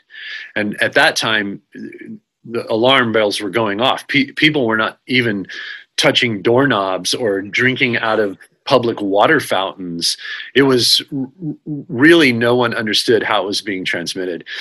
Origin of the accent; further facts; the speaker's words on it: Texas, United States; moved away as an adult; also born or lived in New York; I decided to come back to Texas. I grew up in Texas